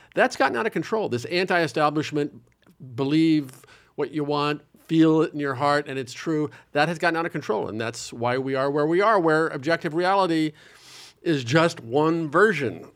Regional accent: Omaha, Nebraska, United States; now in New York, United States; I'm very happy I grew up in Nebraska, and I'm very happy I've lived in New York for a long time

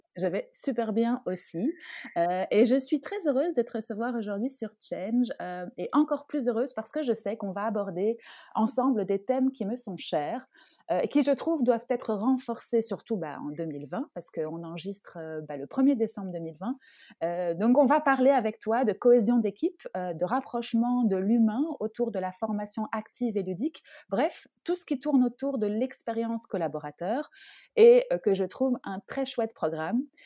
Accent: France; now in Belgium; je suis française

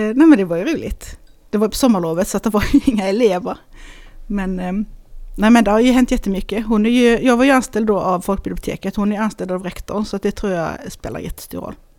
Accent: Hässleholm, Skåne, Sweden; also born or lived in Lund; Jag är född i Hässleholm

